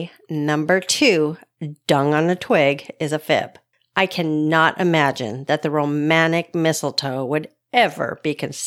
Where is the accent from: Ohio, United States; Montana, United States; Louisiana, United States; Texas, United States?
Montana, United States; Great Falls; Number one, in Great Falls, Montana, you know, in my hometown, it's tradition to have a massive yearly Christmas tree in the center of town